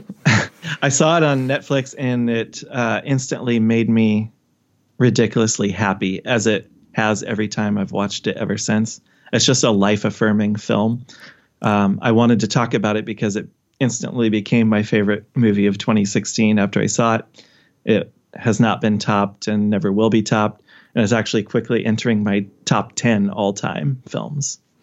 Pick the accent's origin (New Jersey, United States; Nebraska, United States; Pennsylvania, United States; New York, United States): Nebraska, United States; Omaha; I'm from Omaha area.